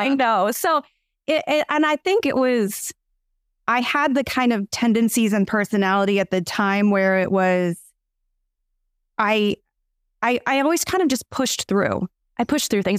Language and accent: English; Kansas, United States; moved away as an adult; also born or lived in Oklahoma; now in West Virginia, United States; I was born in Oklahoma, grew up in Kansas from five on